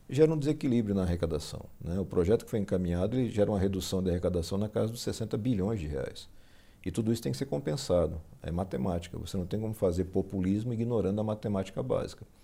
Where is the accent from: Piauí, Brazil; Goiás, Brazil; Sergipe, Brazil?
Sergipe, Brazil; Aracaju; also born or lived in Passo Fundo, Rio Grande do Sul, Brazil; Eu nasci em Passo Fundo, Rio Grande do Sul, mudei para Sergipe, para o Nordeste, com 9 anos de idade